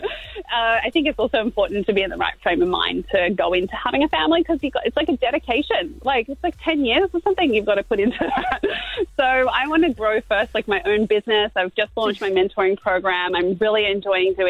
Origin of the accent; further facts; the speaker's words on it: Queensland, Australia; it's in Queensland and, like, I'm a Queenslander